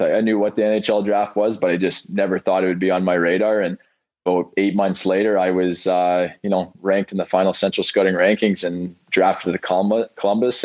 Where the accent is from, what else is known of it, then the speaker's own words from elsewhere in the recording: Brandon, Manitoba, Canada; I was born and raised in Brandon, Manitoba